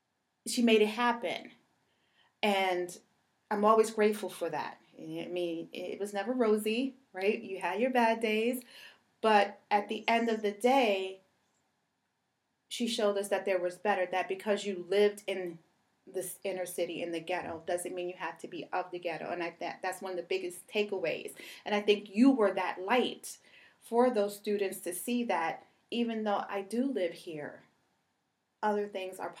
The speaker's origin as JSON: {"language": "English", "town": "New York City", "region": "New York", "country": "United States", "tie": "born or raised there", "said": "growing up in Brooklyn, my mom had me at 15"}